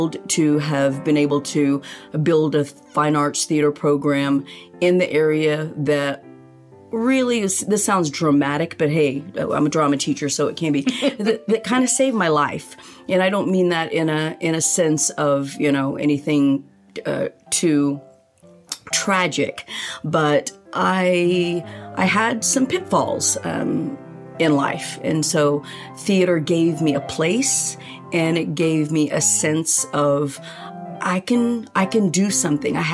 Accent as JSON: {"language": "English", "town": "Choctaw", "region": "Oklahoma", "country": "United States", "tie": "born or raised there", "also_born_or_lived": "Manila, Philippines", "said": "I am a Choctaw girl. I graduated in 81 from Choctaw High School."}